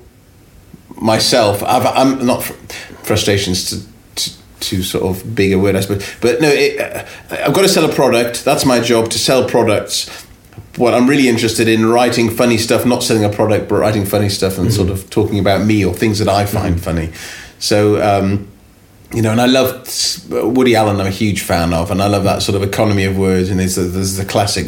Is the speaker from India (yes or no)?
no; United Kingdom; also born or lived in Los Angeles, United States; being British at that time